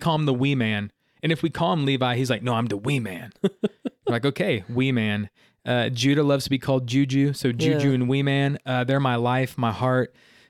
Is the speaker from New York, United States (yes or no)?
no; Miami, Florida, United States; born there; I was born in Miami, Florida, in good old 1985.